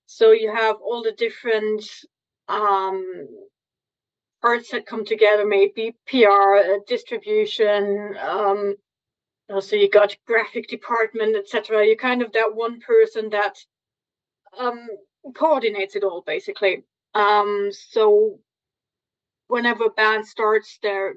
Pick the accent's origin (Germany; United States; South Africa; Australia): Germany; from Germany.